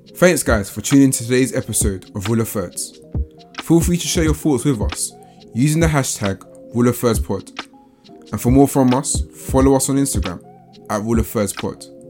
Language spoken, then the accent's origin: English; England, United Kingdom; growing up as a British or Ghanaian British, um, individual